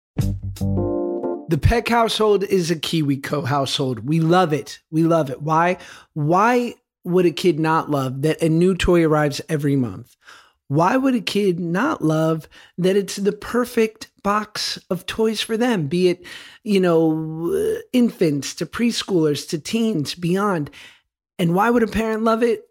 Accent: New York City, New York, United States; I grew up in Hell's Kitchen in New York on Tenth Avenue

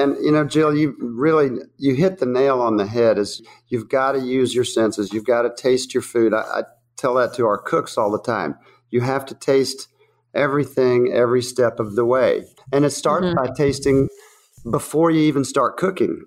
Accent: the South, United States; accent: southern; This is my southern voice

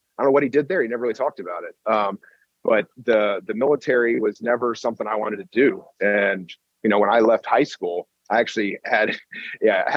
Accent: Kentucky, United States; moved away; also born or lived in Ohio; I was born in Ohio and then grew up in Kentucky

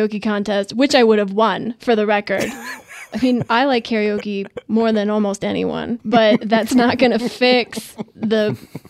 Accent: Midwest, United States; I'm from the Midwest, you know, I'm hardy work stock.

